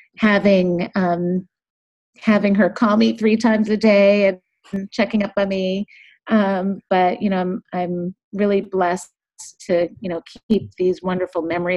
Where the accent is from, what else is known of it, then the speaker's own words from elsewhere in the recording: Boston, Massachusetts, United States; I grew up in the Boston area